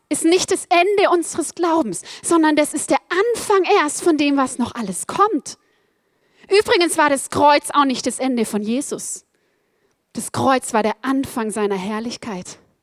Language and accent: German; Black Forest, Baden-Württemberg, Germany; Ich bin aufgewachsen im Schwarzwald, im Südwesten Deutschlands auf über 1000 Meter